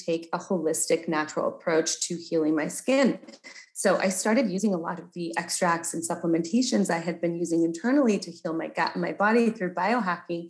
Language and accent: English; Canada; I'm Canadian. So I grew up really in nature.